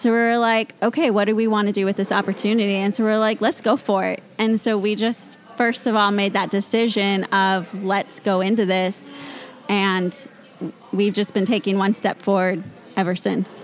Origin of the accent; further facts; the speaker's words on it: Mount Vernon, Washington, United States; I grew up in the Mount Vernon area, nice. born and raised. I've always lived there